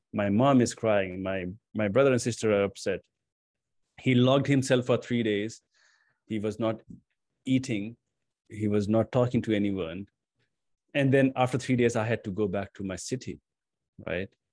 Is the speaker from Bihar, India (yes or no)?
yes; Patna, Bihar, India; moved away as an adult; also born or lived in New Delhi, India; my hometown, which is Patna